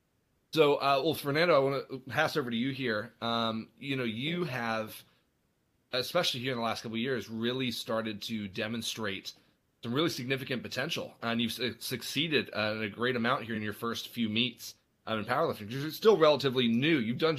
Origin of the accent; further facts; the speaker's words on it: Dublin, Leinster, Ireland; I grew up in Ireland, actually. My parents are missionaries. So I grew up in Dublin.